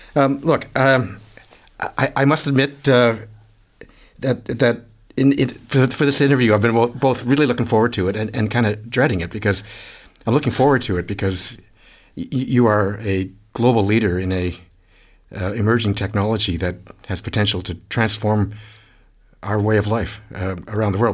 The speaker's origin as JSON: {"language": "English", "country": "Canada", "moved": "yes", "lives_now": "Australia", "said": "as a Canadian"}